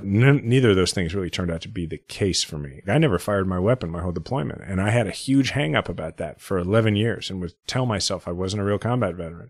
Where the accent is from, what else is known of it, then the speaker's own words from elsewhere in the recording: Kansas City, Missouri, United States; I'm fifth generation Kansas City. I grew up in a house where my parents had been juvenile probation officers